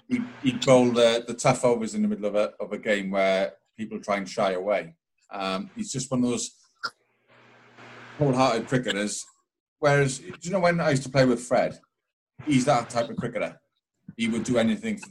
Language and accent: English; Llanelli, Wales, United Kingdom; also born or lived in Swansea; now in Cardiff, United Kingdom; I grew up in Llanelli